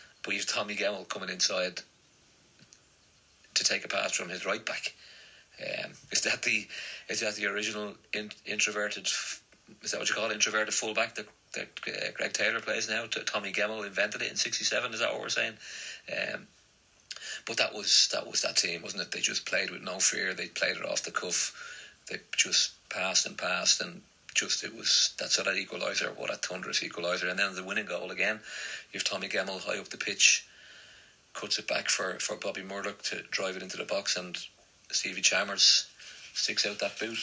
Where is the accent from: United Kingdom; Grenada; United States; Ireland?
Ireland; Dublin, Leinster; moved away; I was probably the only Celtic fan in my school growing up in Dublin